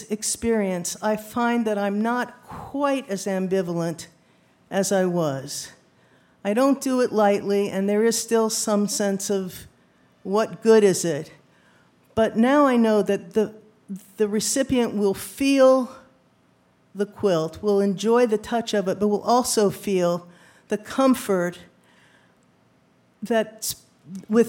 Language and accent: English; New Rochelle, New York, United States; New Rochelle. I said, me too.